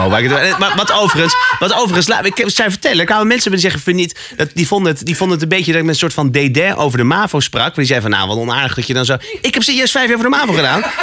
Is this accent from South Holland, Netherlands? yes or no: yes; Alphen aan den Rijn, South Holland, Netherlands; bij ons in Al van de Rijn